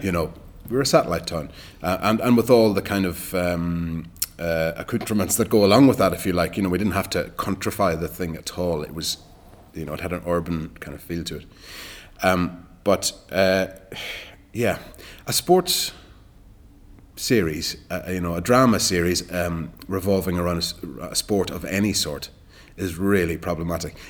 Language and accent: English; Ireland; moved away as an adult; also born or lived in Dublin / Galway; now in London, United Kingdom; as an Irish actor